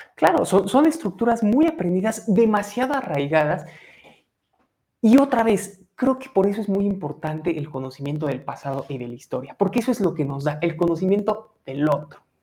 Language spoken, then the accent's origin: Spanish; Mexico; qué nos identifica como mexicanos